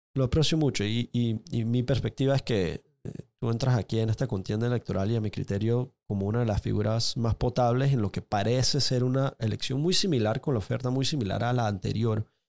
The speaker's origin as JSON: {"language": "Spanish", "country": "Panama", "said": "como, como panameño"}